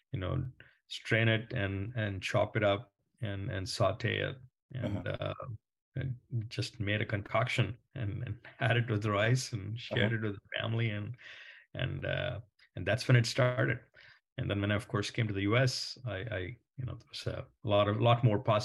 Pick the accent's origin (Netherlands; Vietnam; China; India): India; moved away as an adult; I grew up in India and came here to do my master's when I was 22.